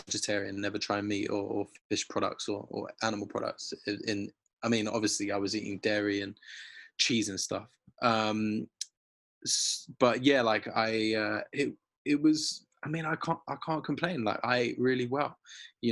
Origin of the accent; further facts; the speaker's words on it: London, United Kingdom; being a Londoner, like, living, growing up in Finsbury Park